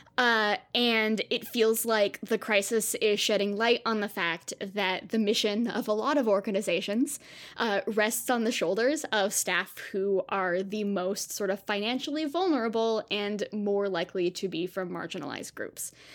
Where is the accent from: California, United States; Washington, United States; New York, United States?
California, United States; Southern; I grew up in Southern California